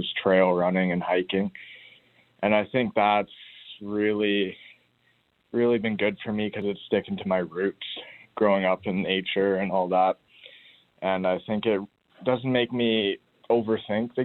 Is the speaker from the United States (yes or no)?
no; Grand Forks, British Columbia, Canada; I grew up in Grand Forks